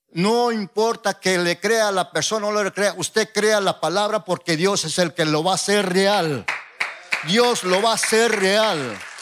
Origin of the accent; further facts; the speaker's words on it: Oaxaca, Mexico; soy de Oaxaca